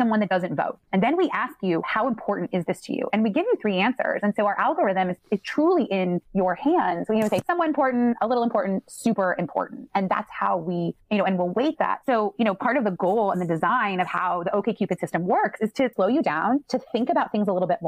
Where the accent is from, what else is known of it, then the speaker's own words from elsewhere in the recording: Midwest, United States; I'm from the Midwest